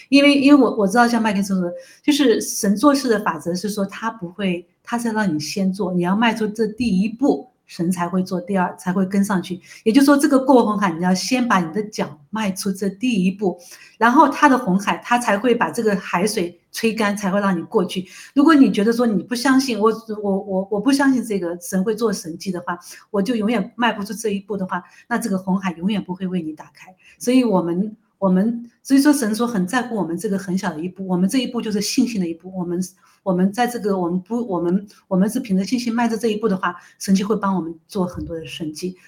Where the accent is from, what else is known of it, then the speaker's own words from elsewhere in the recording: China; 我们中国人绝对不会在圣经里面缺席的，我们一定是神的子民的一部分。